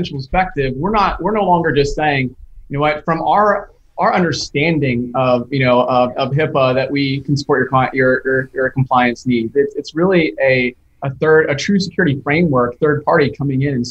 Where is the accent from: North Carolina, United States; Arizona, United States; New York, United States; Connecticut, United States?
North Carolina, United States; Charlotte; growing up in the Charlotte, North Carolina area